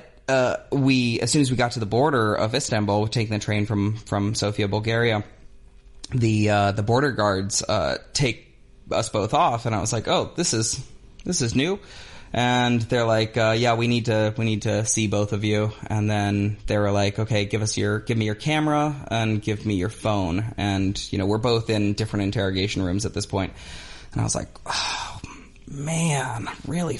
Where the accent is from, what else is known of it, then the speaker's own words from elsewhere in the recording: United States; moved away; also born or lived in Albania; I'm American